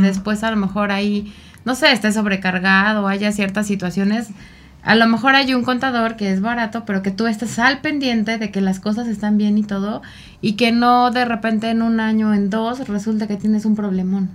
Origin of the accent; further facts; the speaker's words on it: Mexico; como mexicanos